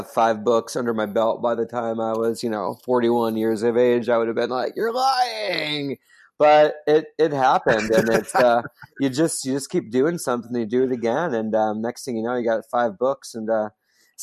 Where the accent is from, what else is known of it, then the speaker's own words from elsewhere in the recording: Dayton, Ohio, United States; I grew up in Dayton, Ohio